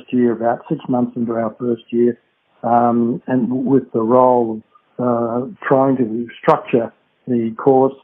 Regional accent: Bairnsdale, Victoria, Australia; also born or lived in Brighton, Victoria; I do recall my early years, which were all spent in Beansdale in Gippsland, Victoria

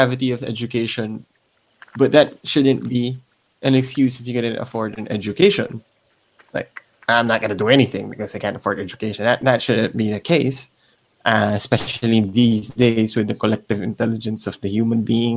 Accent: Philippines; I'm from the Philippines

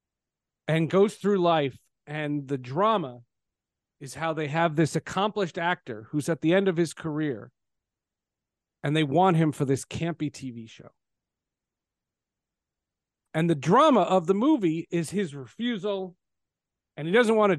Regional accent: Marlboro, New Jersey, United States; I grew up in Marlboro

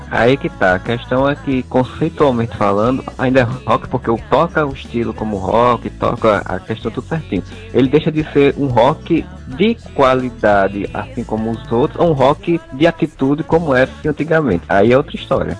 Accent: João Pessoa, Paraíba, Brazil; Eu sou de João Pessoa, Paraíba Nordeste

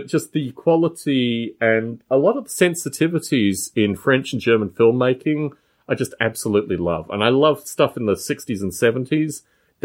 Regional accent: Canberra, Australian Capital Territory, Australia; also born or lived in Adelaide / United Kingdom; now in California, United States; my hometown of Canberra, not Adelaide, but where I actually grew up for most of my childhood life.

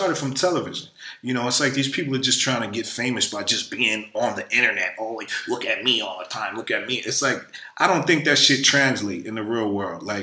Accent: New York City, New York, United States; where I'm from the hood. I'm from Brooklyn, New York

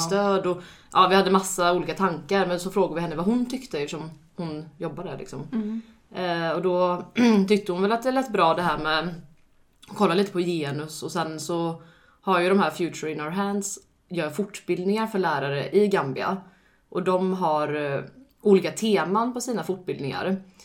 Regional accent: Alingsås, Västra Götaland, Sweden; moved away; jag är från Allingsås

